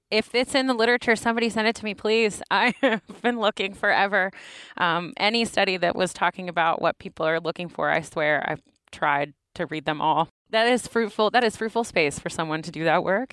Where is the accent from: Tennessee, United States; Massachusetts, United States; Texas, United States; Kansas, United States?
Tennessee, United States; Knoxville; accent: Southern, urban Appalachian; now in Ann Arbor, United States; I'm from Knoxville. Knoxville from Tennessee, largest city in Appalachia